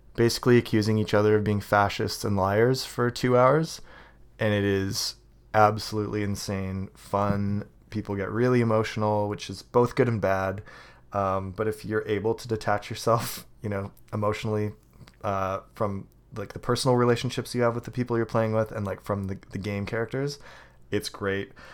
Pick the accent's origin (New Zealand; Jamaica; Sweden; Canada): Canada; I'm Canadian.